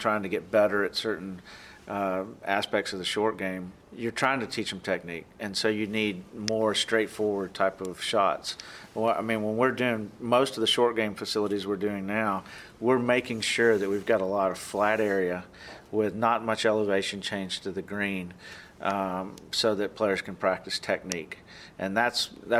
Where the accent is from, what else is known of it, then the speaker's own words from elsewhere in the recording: Georgia, United States; moved away as an adult; now in Oklahoma, United States; I grew up in Georgia, and my family was all, a lot of my family were farmers and factory workers